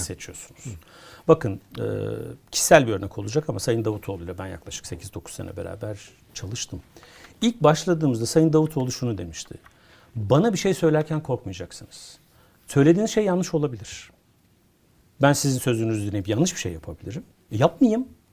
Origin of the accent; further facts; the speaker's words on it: Konya, Turkey; Ben bir Konyalıyım.